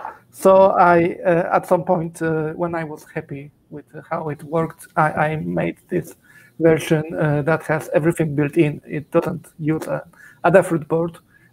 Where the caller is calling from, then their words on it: Zurich, Switzerland; I'm in Zurich, Switzerland.